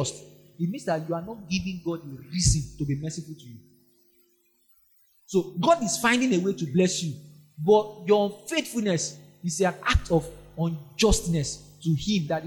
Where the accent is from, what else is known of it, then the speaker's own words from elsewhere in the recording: Nigeria; I'm only Nigerian there.